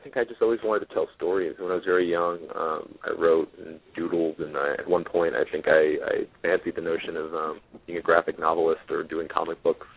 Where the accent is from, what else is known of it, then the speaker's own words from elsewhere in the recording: Jersey City, New Jersey, United States; I'm from Jersey City and I'm fast talking